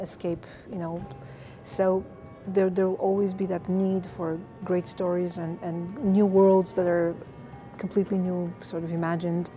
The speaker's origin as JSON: {"language": "English", "country": "Bulgaria", "tie": "born or raised there", "also_born_or_lived": "North Carolina, United States", "moved": "as an adult", "lives_now": "Los Angeles, United States", "said": "I was born and raised in Bulgaria, yeah. Eastern Europe. I came to the States 25 years ago to Duke University"}